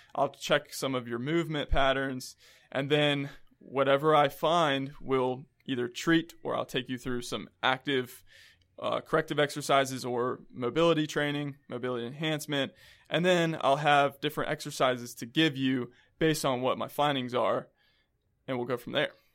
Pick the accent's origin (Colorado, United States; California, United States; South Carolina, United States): South Carolina, United States; Columbia; moved away as an adult; also born or lived in Rock Hill, South Carolina / Florida; now in Charlotte, United States; I'm from Columbia, South Carolina, but I've lived there for most of my life